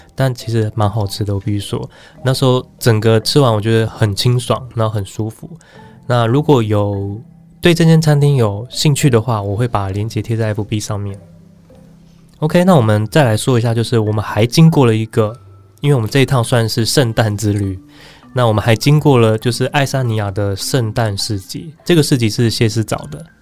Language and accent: Chinese; Taiwan; 我们就说我们来自台湾嘛